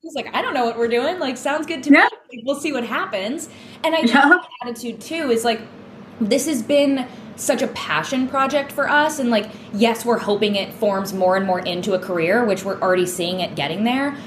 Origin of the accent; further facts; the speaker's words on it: New England, United States; growing up in New England